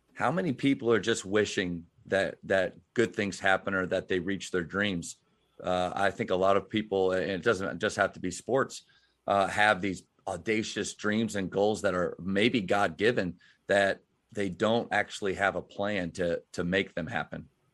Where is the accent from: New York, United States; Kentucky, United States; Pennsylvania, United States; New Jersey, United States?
Pennsylvania, United States; moved away; I'm from Pennsylvania